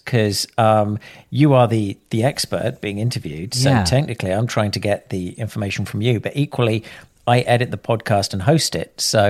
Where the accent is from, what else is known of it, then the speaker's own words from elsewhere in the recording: United Kingdom; I'm British.